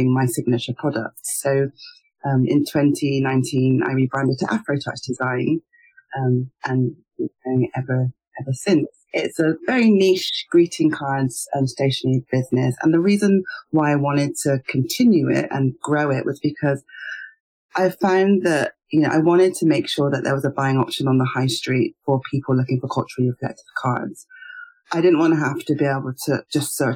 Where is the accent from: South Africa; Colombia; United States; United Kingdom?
United Kingdom; as a Nigerian, a British-born Nigerian